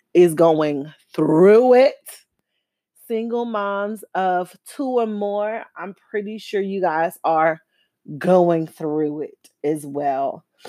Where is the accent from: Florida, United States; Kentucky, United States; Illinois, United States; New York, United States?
Florida, United States; Miami; now in Houston, United States; I'm from Dade County. I'm from the bottom. I'm from the three oh five